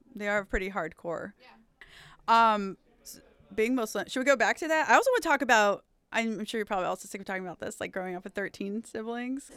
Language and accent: English; Alabama, United States; the burbs where I grew up in Alabama